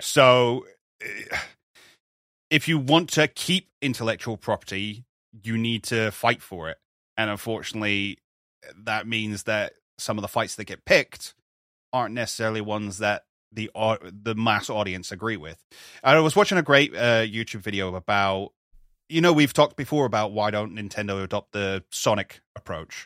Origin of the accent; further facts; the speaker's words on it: United Kingdom; we're British